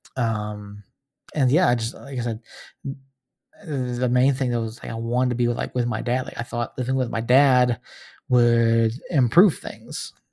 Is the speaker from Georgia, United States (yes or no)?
yes; Georgia, United States; moved away as an adult; now in New Mexico, United States; I grew up in Georgia, uh, not from New Mexico originally. I've been out here, uh, eleven years